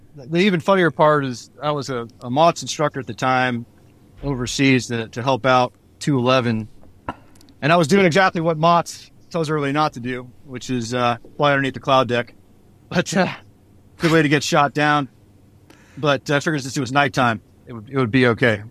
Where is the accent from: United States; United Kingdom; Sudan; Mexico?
United States; Bay Area, California; I grew up in the Bay Area